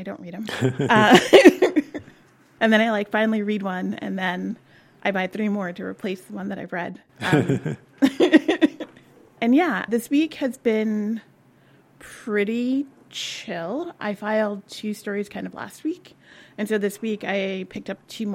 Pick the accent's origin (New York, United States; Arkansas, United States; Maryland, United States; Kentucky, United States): New York, United States; New York City; I was born about 10 miles from here, also in Queens, but a different part. And I grew up in Queens